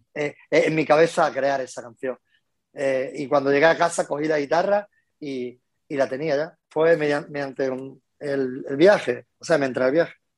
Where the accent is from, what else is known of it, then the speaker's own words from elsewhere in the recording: Loja, Andalusia, Spain; now in Málaga, Spain; Soy de un pueblecito nacido en Loja, que es un pueblecito de, de, Granada. Después me vine a Málaga hasta los cuatro años y por motivo de trabajo de mi padre y después volví a Granada